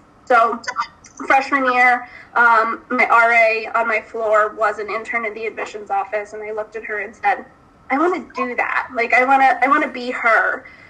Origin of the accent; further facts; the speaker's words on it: Binghamton, New York, United States; I'm from Binghamton, so Binghamton was in our backyard.